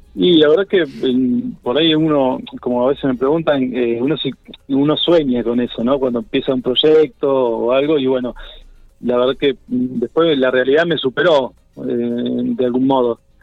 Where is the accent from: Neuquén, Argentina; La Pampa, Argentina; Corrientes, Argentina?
La Pampa, Argentina; General Pico; moved away as an adult; also born or lived in Buenos Aires; soy de La Pampa y soy de Pico, porque me crié, la verdad que me crié en Pico